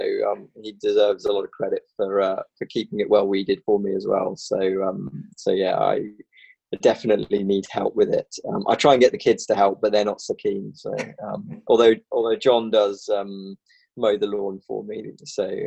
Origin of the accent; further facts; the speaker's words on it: England, United Kingdom; moved away as an adult; also born or lived in London; now in Northern Ireland, United Kingdom; I'm the Englishman.